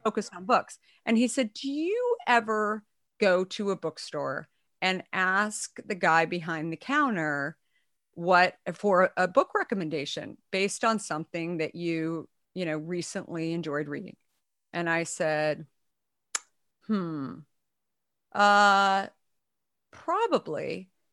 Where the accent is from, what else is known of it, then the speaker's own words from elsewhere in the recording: Arizona, United States; also born or lived in New York; now in San Francisco Bay Area, United States; I grew up in Arizona, but I moved here from New York, um, in the mid nineties